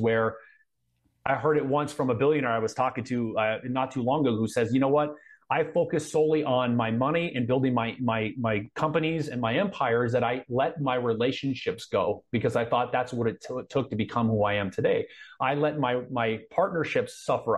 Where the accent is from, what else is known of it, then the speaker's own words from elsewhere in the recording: Anaheim, California, United States; I was born in Anaheim. I grew up around